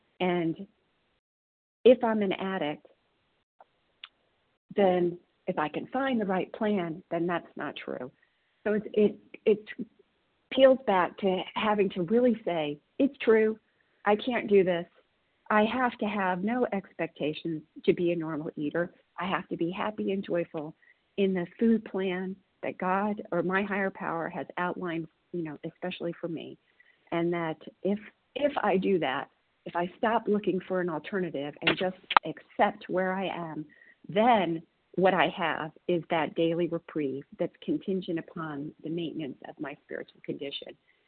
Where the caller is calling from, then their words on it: Tennessee, United States; I'm calling from Tennessee.